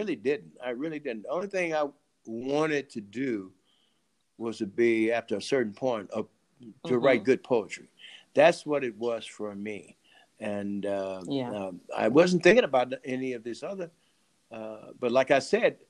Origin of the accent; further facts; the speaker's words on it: St. Louis, Missouri, United States; I'm from St. Louis.